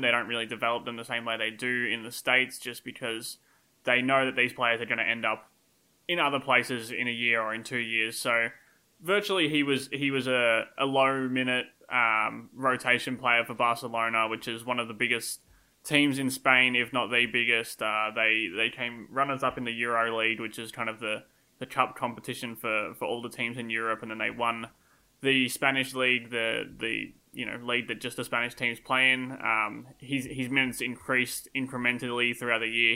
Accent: Australia; accent: Australian; my Australian accent

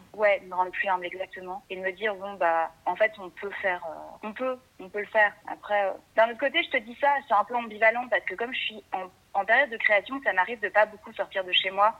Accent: Brussels, Brussels-Capital Region, Belgium; now in Paris, France; je suis belge, en fait. Moi, je suis née à Bruxelles

